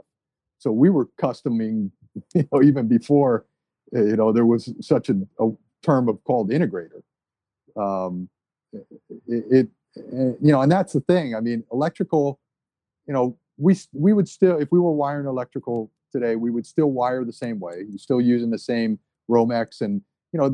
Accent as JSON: {"language": "English", "area": "Maui", "region": "Hawaii", "country": "United States", "tie": "born or raised there", "also_born_or_lived": "New Jersey", "said": "that's where we grew up on Maui, was up country."}